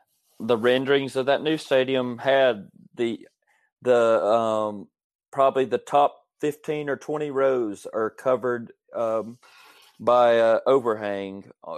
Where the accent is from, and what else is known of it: Auburn, Alabama, United States; born or raised there